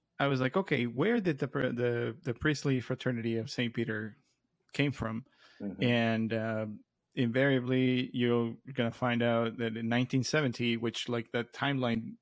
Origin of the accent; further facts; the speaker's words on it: Mexico; now in Phoenix, United States; both Gustavo and I grew up in Mexico, and we've been in the States for over a decade, if not more